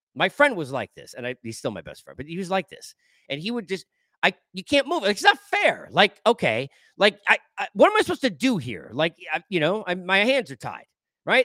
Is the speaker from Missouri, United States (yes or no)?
no; New York, United States; moved away; I grew up in New York